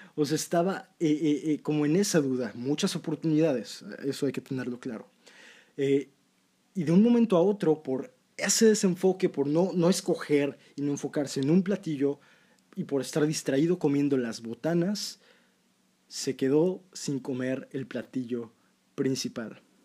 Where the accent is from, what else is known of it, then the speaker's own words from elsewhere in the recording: Mexico; yo soy de México, amo México